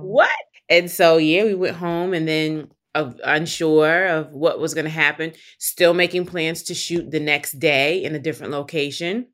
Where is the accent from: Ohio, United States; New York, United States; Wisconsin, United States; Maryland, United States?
New York, United States; New York City; growing up in New York and then growing up in the community that I did, community meaning Harlem, where I lived